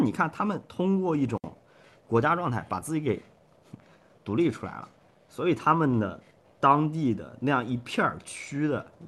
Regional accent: Shandong, China; 你比如说我我我我我山东人啊

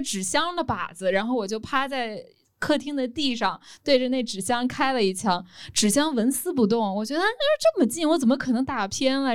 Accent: China; moved away as an adult; also born or lived in United States; 我在中国长大

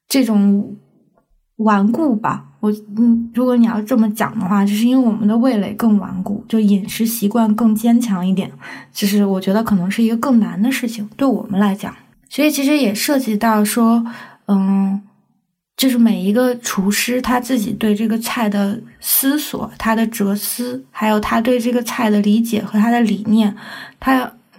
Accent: China; 我从中国来

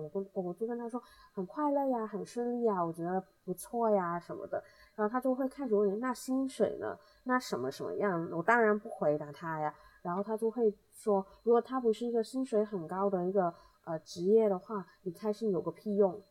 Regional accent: Hong Kong; 我们香港这边

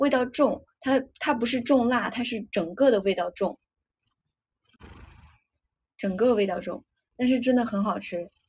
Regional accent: Shaanxi, China; moved away; also born or lived in Hangzhou; 我我因为小时候是在陕西过年，后来我爸妈来杭州，就是他们退休来杭州打工之后，我后来就是杭州过年，然后到现在去年回去是安徽过年。

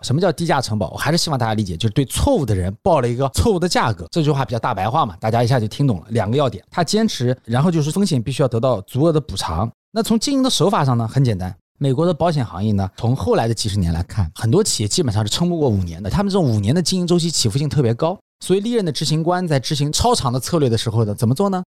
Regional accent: China; 我们中国人比较急

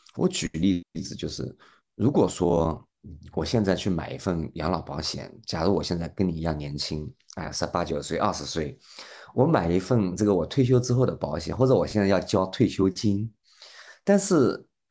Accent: China; 那同样，我们中国人呢

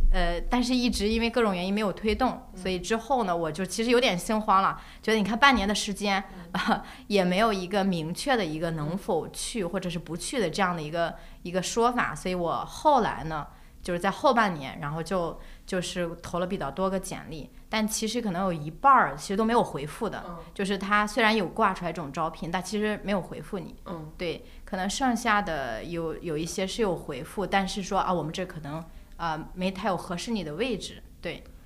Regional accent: northern China, China; 因为我，我是北方人

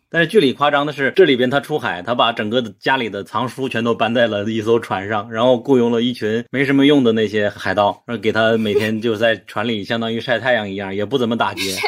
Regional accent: China; 我作为中国人

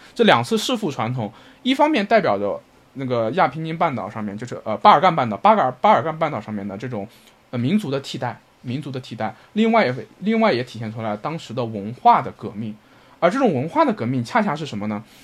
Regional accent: northern China, China; 我的老家，我们北方这种被孔子浸润的地方

